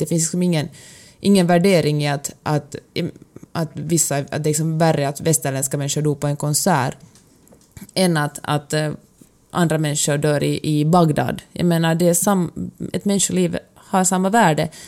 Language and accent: Swedish; Finland; now in Sweden; jag är ju född och uppvuxen i, i Finland